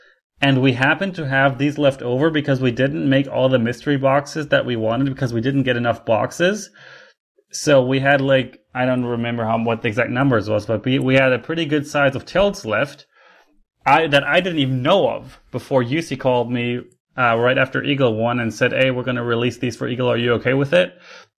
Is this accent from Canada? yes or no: yes; Canada; I should be the highest rated Canadian because, according to reality, I am Canadian.